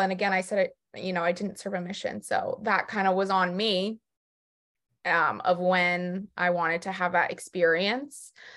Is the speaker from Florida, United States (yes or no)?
yes; Jupiter, Florida, United States; moved away as an adult; also born or lived in New York City; now in North Carolina, United States; I'm originally from Jupiter, Florida, in South Florida